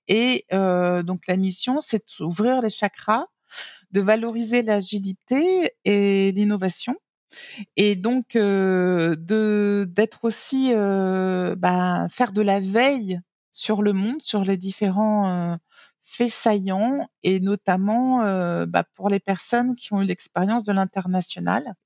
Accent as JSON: {"language": "French", "town": "Nice", "region": "Provence-Alpes-Côte d'Azur", "country": "France", "tie": "born or raised there", "also_born_or_lived": "New York / Germany", "moved": "as an adult", "lives_now": "Bangkok, Thailand", "said": "en tant que niçoise et née au bord de la mer de la Méditerranée"}